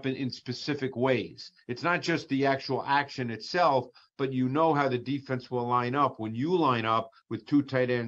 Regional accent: New York, United States; moved away as an adult; now in Philadelphia area, United States; I grew up in New York

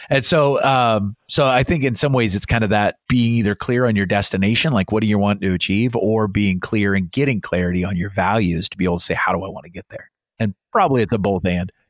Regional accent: Iowa, United States; moved away as an adult; also born or lived in England / Montana; I grew up in Iowa.

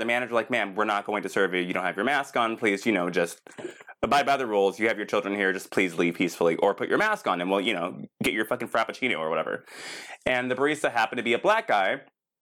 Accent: Palm Springs, California, United States; also born or lived in Texas; now in West Hollywood, United States; born in Texas, but moved to Palm Springs when I was very, very young

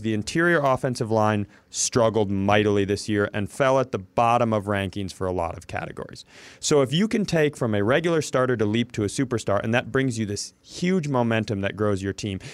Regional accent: Worthington, Minnesota, United States; I grew up in Worthington, Minnesota.

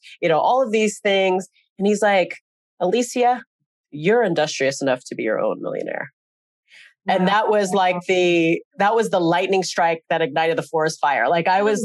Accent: Sacramento, California, United States; I grew up in Sacramento, California, and my mother and father lived there.

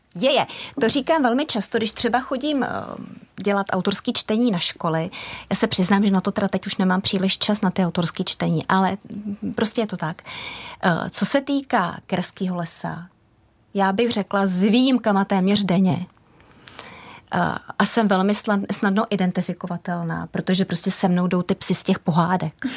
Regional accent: Prague, Czechia; also born or lived in Holušice, South Bohemian Region; jsem vyrostla na tom venkově, ač pražský dítě

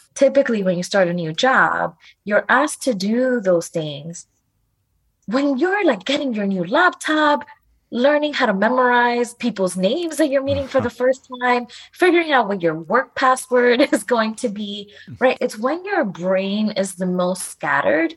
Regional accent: New York City, New York, United States; sometimes I would say I was from New York City instead of I was from the Bronx

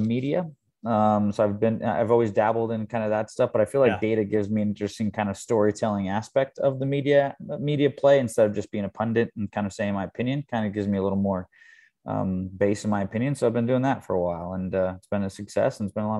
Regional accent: Thousand Oaks, California, United States; also born or lived in Houston, Texas; now in Manhattan Beach, United States; I live in Manhattan Beach, California, but not too far from my hometown, Thousand Oaks

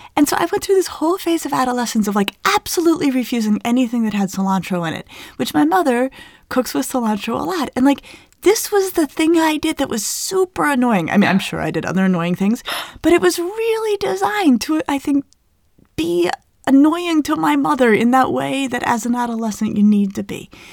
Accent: Colorado, United States; I grew up in Colorado in the Southwest

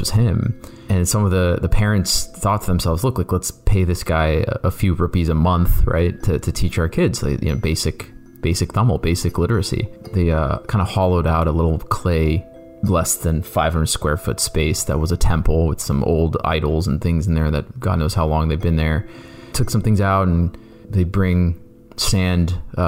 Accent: Canton, Ohio, United States; I grew up in Canton, Ohio

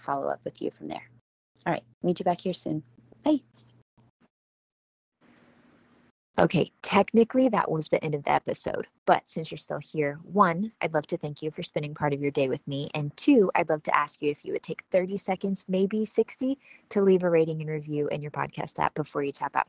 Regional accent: Houston, Texas, United States; I'm from Houston

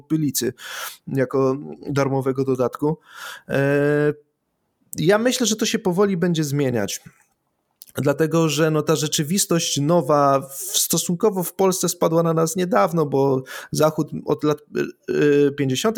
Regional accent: Silesian Voivodeship, Poland; ja jestem ze Śląska

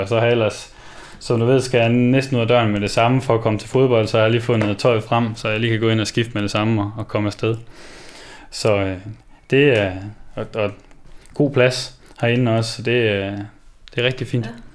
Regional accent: Vinderup, Central Denmark Region, Denmark; moved away; jeg kommer jo som sagt fra Vinderup af

